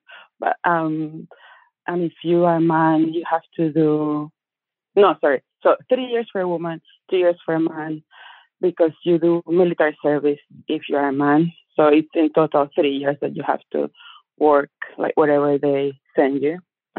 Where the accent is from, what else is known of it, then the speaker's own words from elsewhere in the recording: Cuba; moved away as an adult; also born or lived in Havana; now in New Zealand; But I am originally from Cuba